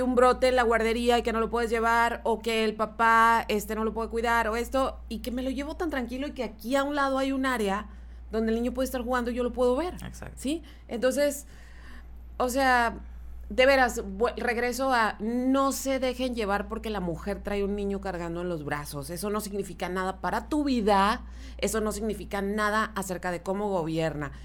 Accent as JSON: {"language": "Spanish", "country": "Mexico", "said": "nosotros como mexicanos"}